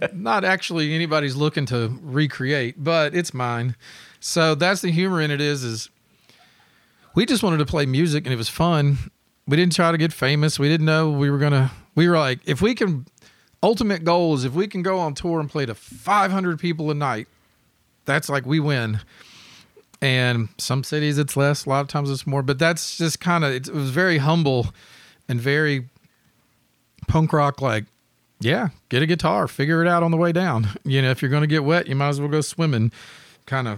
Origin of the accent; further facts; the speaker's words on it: Memphis, Tennessee, United States; growing up in Memphis